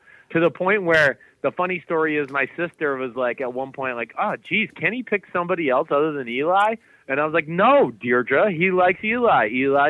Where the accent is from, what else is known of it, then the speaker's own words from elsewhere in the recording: New Jersey, United States; I'm a New Yorker, right? I grew up in North Jersey.